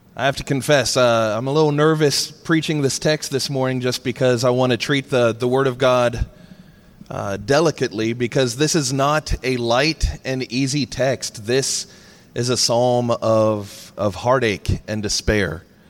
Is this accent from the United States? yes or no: yes; Charleston, South Carolina, United States; my hometown